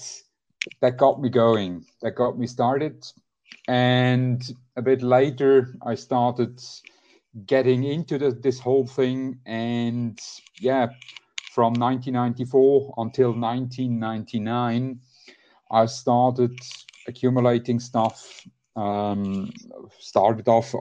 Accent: Switzerland; I'm from Switzerland, 42 years old, married

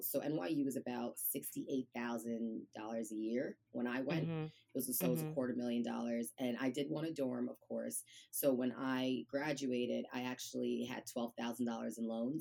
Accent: New York City, New York, United States; I am originally from the Bronx, New York

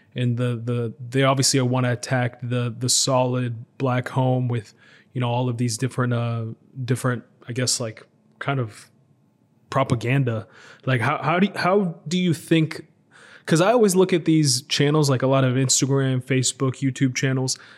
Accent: United States; moved away as an adult; now in Israel; I grew up in America, and then I recently moved to uh, to Israel

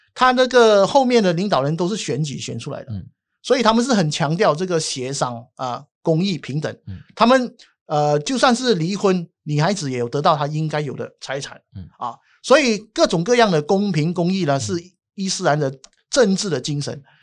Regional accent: Malaysia; 我们马来西亚教义制度所教导的

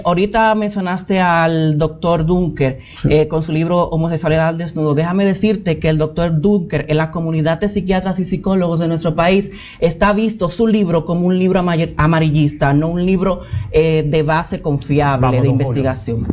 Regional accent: Villa Mella, Distrito Nacional, Dominican Republic; Vengo de Villamella.

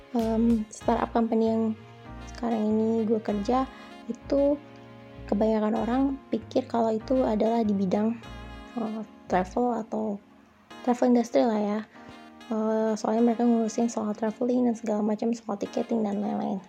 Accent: Bandung, West Java, Indonesia; moved away as an adult; now in Jakarta, Indonesia; Gue awalnya dari Bandung, dari lahir, terus TK, SD, SMP, SMA, dan juga kuliah di salah satu kampus di Setiabudi yang juga di Bandung

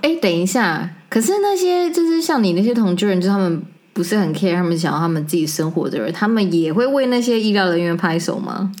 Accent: Taiwan; 所以我觉得我回到台湾呢，我觉得非常非常的 surprise

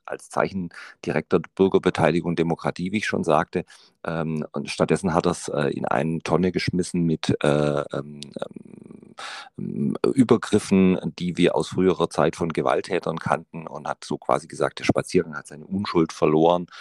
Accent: Ulm, Baden-Württemberg, Germany; meine Heimatstadt Ulm

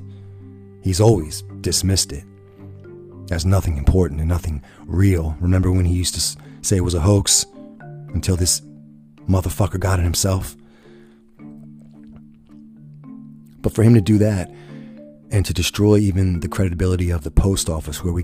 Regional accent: United States

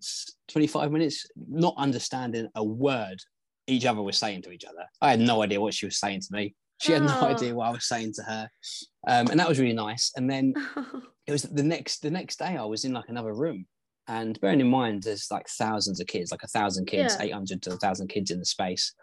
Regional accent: England, United Kingdom

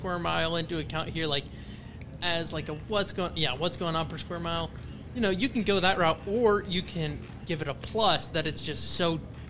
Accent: Arkansas, United States; I'm like, "Oh yeah, from Arkansas."

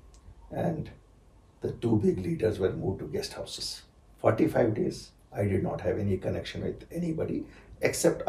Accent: Sopore, Jammu and Kashmir, India; also born or lived in Uri / Bijama; I come from Sopore

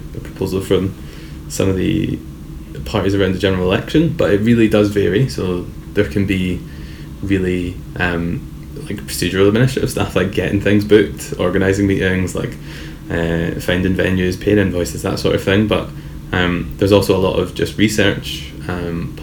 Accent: Paisley, Scotland, United Kingdom; I'm from Paisley and my entire family's from Middlesbrough

